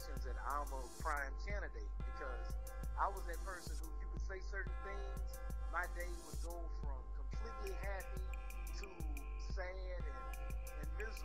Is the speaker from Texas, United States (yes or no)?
yes; Port Arthur, Texas, United States; moved away as an adult; also born or lived in San Antonio, Texas / Austin, Texas; now in Dallas, United States; I'm a Texas boy, a real Texas boy. I'm from a city called Fort Arthur, Texas